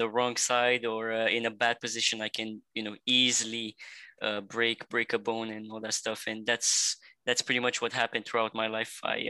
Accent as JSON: {"language": "English", "town": "Montreal", "region": "Quebec", "country": "Canada", "also_born_or_lived": "Bucharest, Romania", "said": "I'm 18 years old, and I'm from Montreal, Canada, originally from Romania in Europe, Bucharest."}